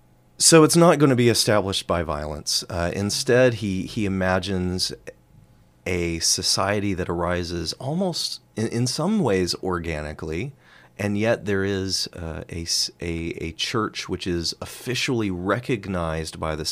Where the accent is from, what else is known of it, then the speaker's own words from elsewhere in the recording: United States; as an American on the other side of the pond